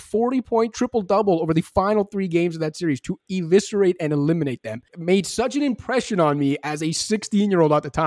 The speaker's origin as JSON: {"language": "English", "country": "Canada", "lives_now": "Toronto, Canada", "said": "I'm sitting here in Toronto. I'm a Canadian basketball fan"}